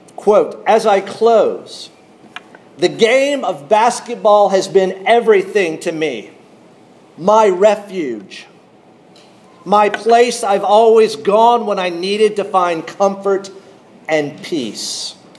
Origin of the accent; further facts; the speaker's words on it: North Carolina, United States; I grew up in North Carolina